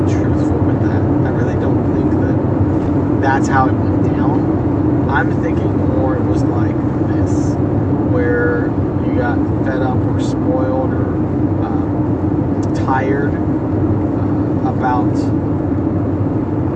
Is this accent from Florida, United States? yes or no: no; El Campo, Texas, United States; my hometown of El Campo